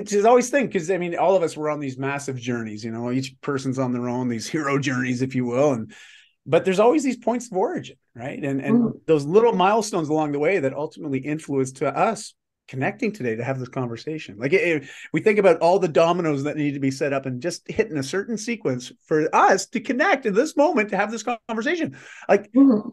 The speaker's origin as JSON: {"language": "English", "country": "Canada", "said": "I'm Canadian"}